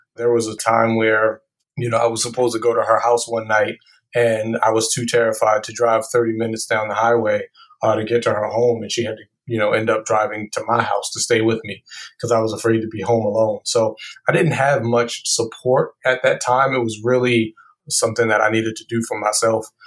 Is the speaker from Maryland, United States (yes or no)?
yes; Baltimore, Maryland, United States; I was born and raised in Baltimore